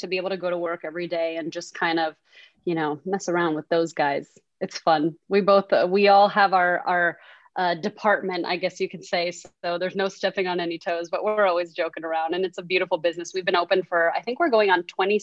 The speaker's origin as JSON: {"language": "English", "town": "Key Biscayne", "region": "Florida", "country": "United States", "tie": "born or raised there", "also_born_or_lived": "Manhattan, New York", "said": "I moved to Key Biscayne when I think I was 8 years old or so"}